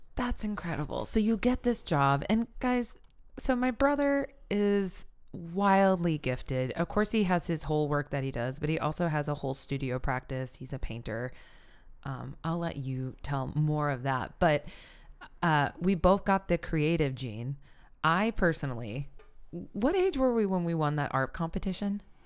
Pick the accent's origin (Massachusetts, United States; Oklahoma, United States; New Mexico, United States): Oklahoma, United States; Pawhuska; We grew up in Pasco, Oklahoma. an Osage Nation